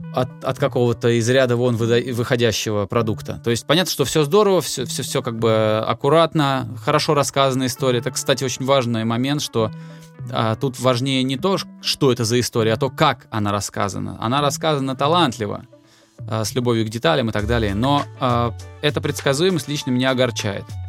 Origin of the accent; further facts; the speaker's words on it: Volgograd, Volgograd Oblast, Russia; also born or lived in Moscow; now in Tbilisi, Georgia; Я же из Волгограда, и там летом, типа, очень сильно жарко, а зимой очень сильно холодно.